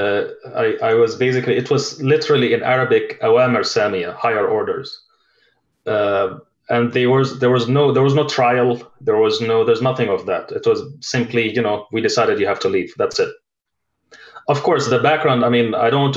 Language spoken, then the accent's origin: English; United Arab Emirates; moved away as an adult; now in Oslo, Norway; I myself, was born and raised in the Gulf, mostly in the United Arab Emirates. I spent 37 years, the first 37 years of my life over there.